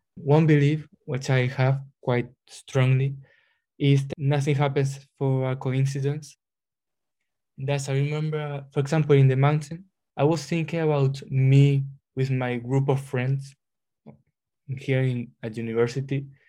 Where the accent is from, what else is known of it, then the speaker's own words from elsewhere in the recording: Spain; moved away as an adult; now in Glasgow, United Kingdom; I come from Spain, I'm a third year chemistry student doing masters in well in Glasgow here